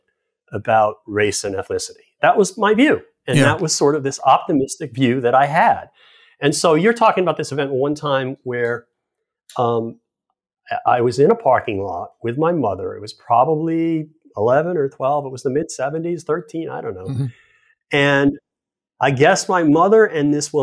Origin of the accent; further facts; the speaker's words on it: Massachusetts, United States; I grew up in Massachusetts